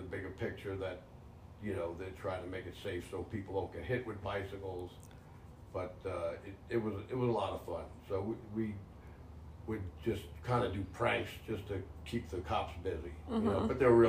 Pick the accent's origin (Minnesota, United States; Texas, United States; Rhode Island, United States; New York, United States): New York, United States; New York City; moved away; also born or lived in Manhattan; I was born in the hospital of Manhattan. Don't really know why we went to that hospital in Manhattan. It was Jewish Memorial, but I grew up in the Bronx.